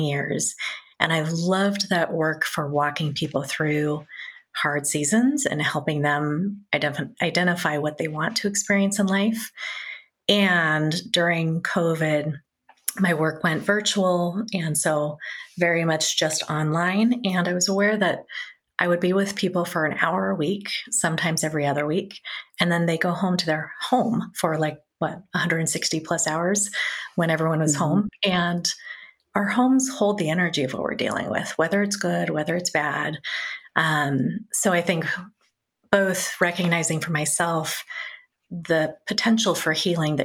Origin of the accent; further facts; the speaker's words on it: Bay Area, Northern California, United States; moved away as an adult; now in Cincinnati, United States; I grew up in Northern California in the Bay Area, so right in the heart of tech, Silicon Valley, before it was